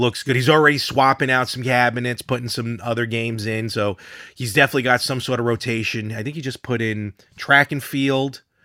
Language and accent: English; Brooklyn, New York, United States; now in Long Island, United States; we grew up in Brooklyn